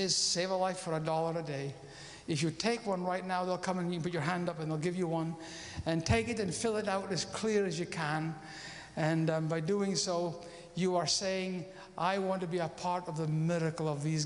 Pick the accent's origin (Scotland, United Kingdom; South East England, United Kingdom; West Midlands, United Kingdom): Scotland, United Kingdom; I'm a Scotsman and I'm a missionary